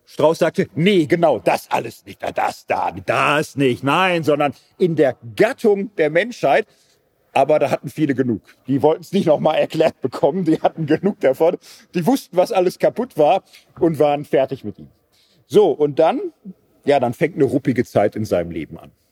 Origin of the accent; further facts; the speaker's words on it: Switzerland; Aber ist jetzt, wir sind Schweizer, hier muss keiner verhungern oder so.